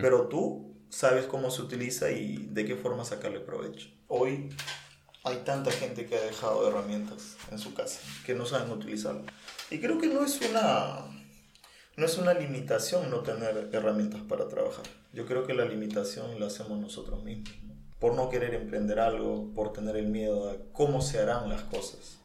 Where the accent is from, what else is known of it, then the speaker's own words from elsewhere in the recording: Nauta, Loreto, Peru; moved away; also born or lived in Lima; un pueblo que queda una hora Nauta, que es donde yo nací